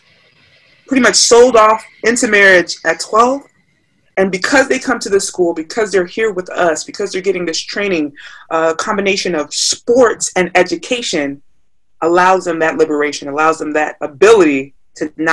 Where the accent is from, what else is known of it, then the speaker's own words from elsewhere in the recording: United States; my parents are Nigerian. So I'm Nigerian American, first generation born here